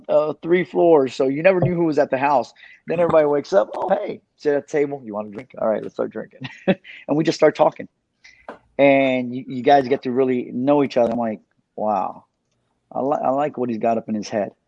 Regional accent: Miami Gardens, Florida, United States; also born or lived in Paterson, New Jersey; Growing up in Carroll City, for me, it wasn't a walk in the park

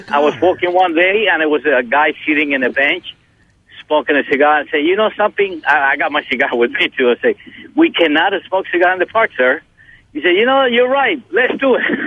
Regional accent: Holguín, Cuba; moved away as an adult; now in United States; I came to U.S. in 1962. At that time, I was 19 years old. It's been a long time. So when I was in uh, in my city, I'm from Holguin

